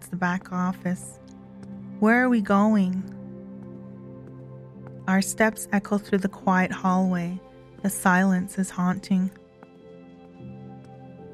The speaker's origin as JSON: {"language": "English", "area": "Kainai First Nation", "region": "Alberta", "country": "Canada", "said": "I am from Ghana, First Nation, Alberta"}